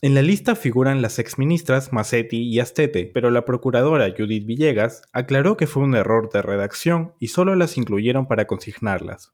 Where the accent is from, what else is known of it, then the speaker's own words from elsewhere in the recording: Peru; nos indignó como peruanos